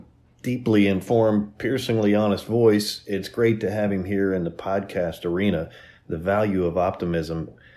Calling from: Louisville, Kentucky, United States; from Louisville, Kentucky.

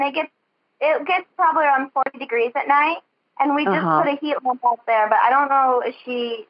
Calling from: Chehalis, Washington, United States; Chehalis, Washington.

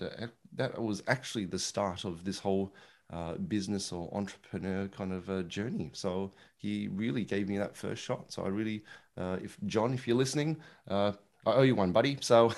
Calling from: Melbourne, Victoria, Australia; It's good old, I was going to say sunny Melbourne in Australia, but it's actually quite cold today. So call it cold Melbourne in Australia.

